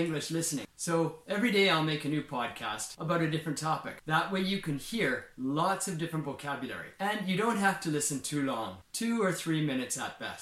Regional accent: Regina, Saskatchewan, Canada; I grew up in a town called Regina, Saskatchewan

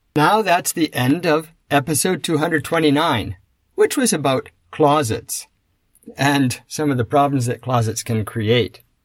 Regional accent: Canada; I come from North America, Canada in particular

